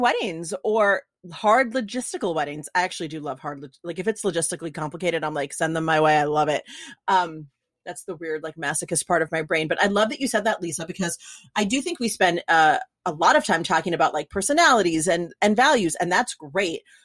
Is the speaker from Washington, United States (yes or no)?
no; New York, United States; now in California, United States; I'm from New York, but so like, and I'm in California